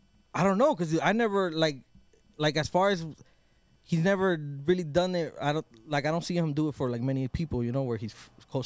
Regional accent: Oxnard, California, United States; I'm from Oxnard, bro.

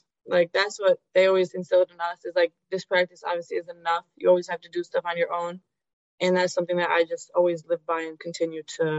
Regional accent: Trumbull, Connecticut, United States; moved away as an adult; now in New Jersey, United States; I'm from Trumbull, Connecticut. I grew up there my entire life, and now I attend Seton Hall University in New Jersey.

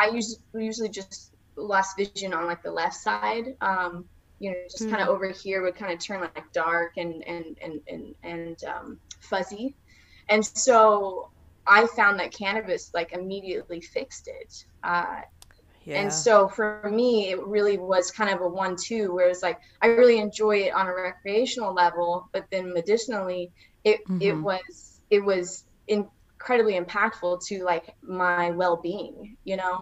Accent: Oklahoma, United States; moved away; I was totally from Oklahoma

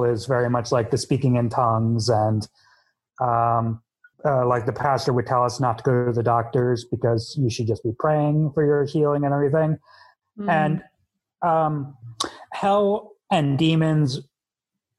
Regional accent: Elizabeth, New Jersey, United States; I was born in Elizabeth General Hospital in New Jersey

